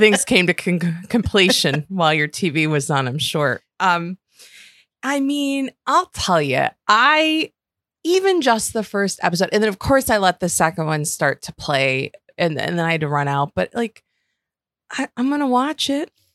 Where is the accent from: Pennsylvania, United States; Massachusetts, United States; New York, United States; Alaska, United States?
New York, United States; Western; I grew up in Western New York